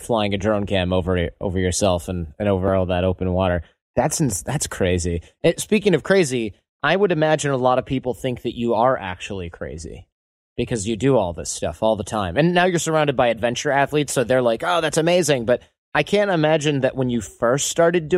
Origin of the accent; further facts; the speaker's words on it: United States; I'm also American.